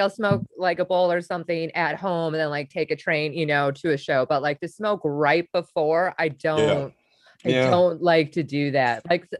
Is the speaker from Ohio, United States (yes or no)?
no; Wisconsin, United States; I grew up in Wisconsin and little suburb outside of Milwaukee is where I went to high school